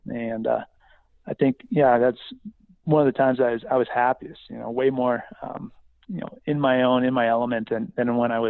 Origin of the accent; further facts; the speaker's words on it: Midwest, United States; So yeah, we bounced around a little bit, but I spent most of my time growing up in the Midwest.